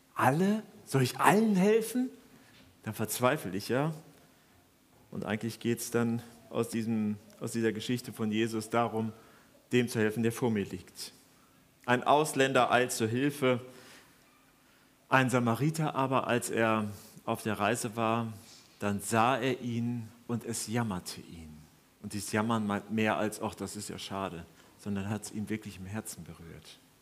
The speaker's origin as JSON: {"language": "German", "country": "Germany", "said": "wir anscheinend als Deutsche"}